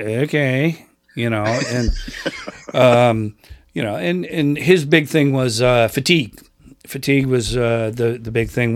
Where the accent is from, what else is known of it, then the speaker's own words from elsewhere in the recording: Rochester, New York, United States; I grew up in Rochester, New York, which is sixty miles east of Buffalo.